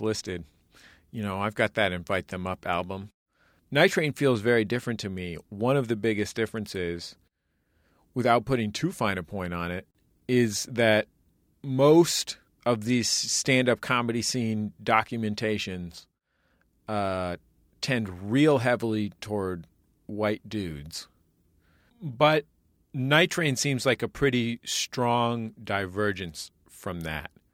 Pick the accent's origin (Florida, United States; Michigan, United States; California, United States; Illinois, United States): California, United States; San Francisco; the neighborhood, uh, that I grew up in in San Francisco, the mission